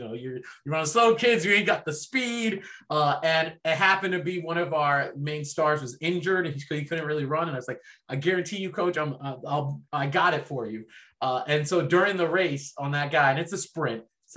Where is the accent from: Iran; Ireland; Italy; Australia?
Ireland; Dublin, Leinster; born there; my family immigrated from France over to Ireland, and I was born in Dublin.